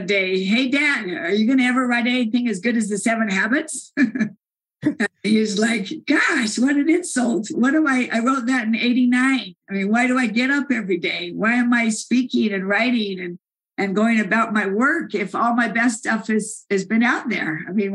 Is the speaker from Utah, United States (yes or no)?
yes; Salt Lake City, Utah, United States; I'm from Salt Lake City